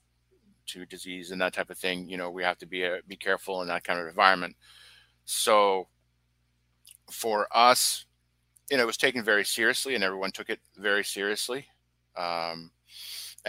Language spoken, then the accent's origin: English; British Columbia, Canada; also born or lived in France; I came to Canada at a young age, a young, tender age of four. And I grew up in a mostly English-speaking part of Canada, British Columbia